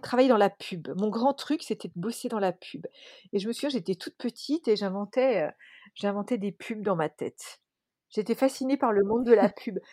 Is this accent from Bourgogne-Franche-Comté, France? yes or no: yes; Dijon, Bourgogne-Franche-Comté, France; moved away as an adult; J'ai grandi à Dijon